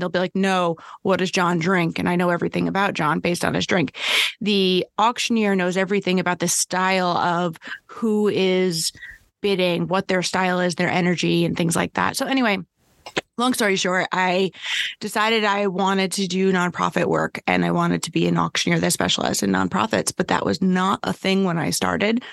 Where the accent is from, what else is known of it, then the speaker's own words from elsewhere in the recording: New York, United States; I'm a New Yorker